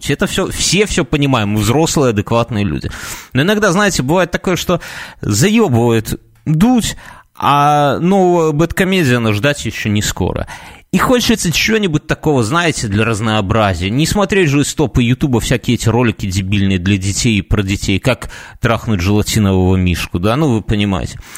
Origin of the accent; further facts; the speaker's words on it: Minsk, Belarus; Да упаси Господь, мы из Минска, если что.